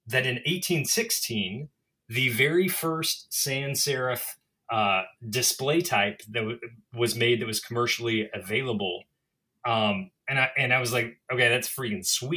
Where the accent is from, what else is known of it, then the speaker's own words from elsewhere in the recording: the South, United States; also born or lived in Mississippi; now in Boston, United States; I'm a Southerner